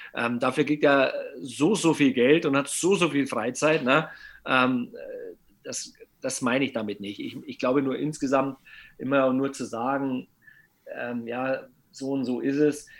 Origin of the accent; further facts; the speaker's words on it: Bavaria, Germany; Bei uns in Bayern